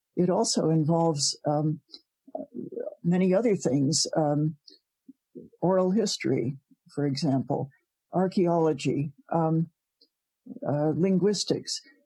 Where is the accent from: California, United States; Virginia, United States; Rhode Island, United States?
Rhode Island, United States; Providence; also born or lived in Ontario; now in Canada; I was born in Providence, Rhode Island.